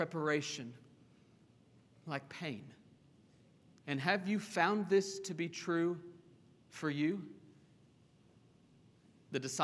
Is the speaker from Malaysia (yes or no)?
no; Oklahoma, United States; I grew up in Oklahoma